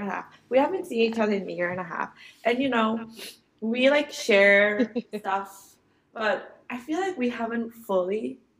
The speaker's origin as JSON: {"language": "English", "town": "Toronto", "region": "Ontario", "country": "Canada", "moved": "as an adult", "lives_now": "South Korea", "said": "I am originally from Toronto, but now I'm in Korea teaching English to little children."}